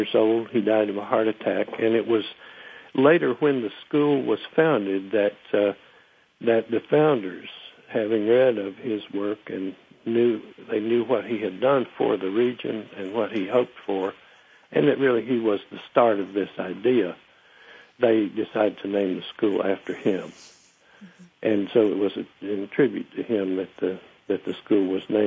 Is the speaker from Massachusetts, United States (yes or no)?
no; Murphy, North Carolina, United States; my hometown, Murphy